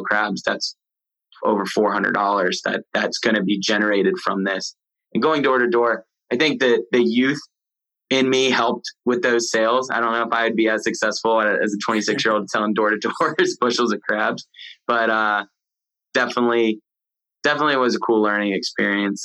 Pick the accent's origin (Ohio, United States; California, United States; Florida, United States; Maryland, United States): Maryland, United States; moved away as an adult; also born or lived in the South; I came from Maryland, moved to the South.